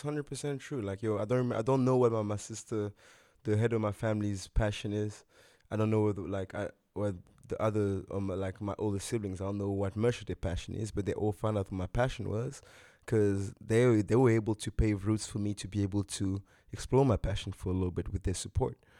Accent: DR Congo; now in South Africa; my home country, G R C Congo

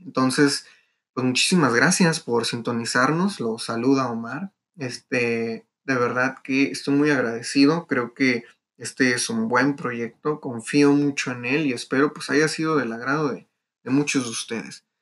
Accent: Mexico; es un orgullo de nosotros como mexicanos

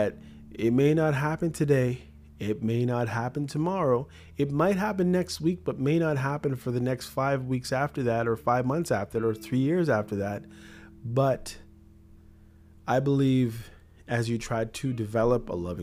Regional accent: Canada; also born or lived in Jamaica; Before I'm a Canadian, I'm a Christian. Before I'm a Jamaican, I'm a Christian

